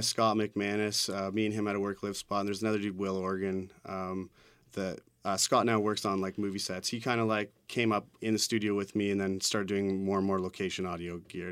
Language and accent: English; Hamilton, Ontario, Canada; now in Toronto, Canada; I grew up in Hamilton